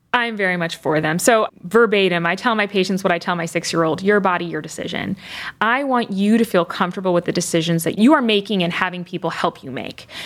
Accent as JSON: {"language": "English", "town": "Chicago", "region": "Illinois", "country": "United States", "tie": "born or raised there", "also_born_or_lived": "Michigan", "moved": "as an adult", "lives_now": "Cleveland, United States", "said": "I am a Midwesterner through and through, born and raised initially in the Chicago area"}